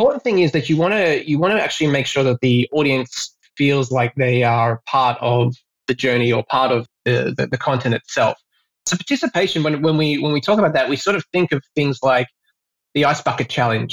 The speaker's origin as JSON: {"language": "English", "country": "Australia", "moved": "yes", "lives_now": "Singapore", "said": "I am Australian myself"}